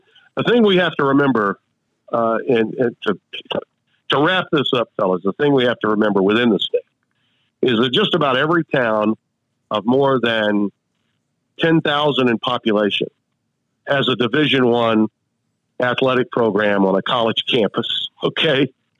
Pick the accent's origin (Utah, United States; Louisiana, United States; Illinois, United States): Louisiana, United States; Shreveport; also born or lived in Monroe, Louisiana / Baton Rouge, Louisiana / New Orleans, Louisiana; I was raised in Shreveport. I went to school in Monroe. I made a name for myself in my career in Baton Rouge and New Orleans. And I spent a hell of a lot of time growing up in Southwest Louisiana, coming down to Lafayette.